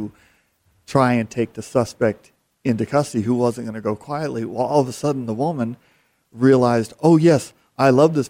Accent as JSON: {"language": "English", "town": "Phoenix", "region": "Arizona", "country": "United States", "tie": "born or raised there", "said": "I've grown up here, born and raised in Phoenix"}